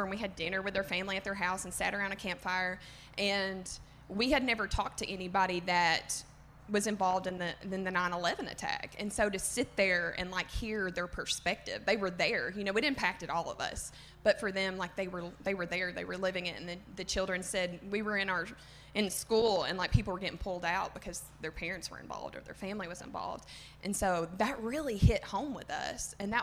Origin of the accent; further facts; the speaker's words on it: the South, United States; accent: southern; my southern comment is fake